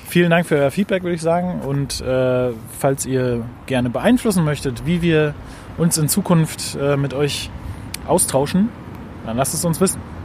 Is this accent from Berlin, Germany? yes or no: yes; Köpenick, Berlin, Germany; wir sind halt auch aus Köpenick